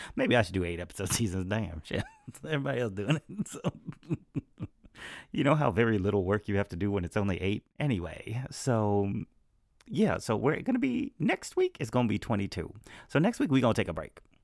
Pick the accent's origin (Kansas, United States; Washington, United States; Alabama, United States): Alabama, United States; my hometown in Alabama